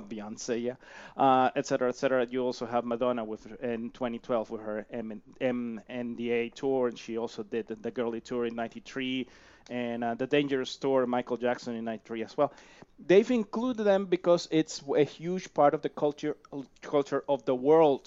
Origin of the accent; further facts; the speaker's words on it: Ecuador; moved away as an adult; also born or lived in Mexico; now in Canada; I come from there because I was born there and raised there.